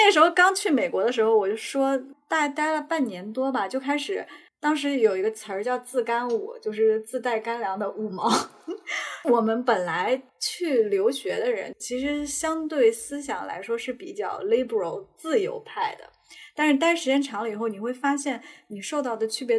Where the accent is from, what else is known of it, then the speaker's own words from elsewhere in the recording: China; 哎呀，什么都是我们中国人给人说韩国怎么